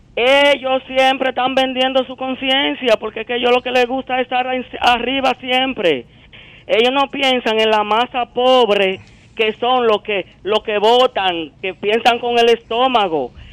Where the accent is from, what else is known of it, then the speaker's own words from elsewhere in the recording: Santiago de los Caballeros, Santiago, Dominican Republic; now in Brooklyn, New York, United States; yo soy de Santiago.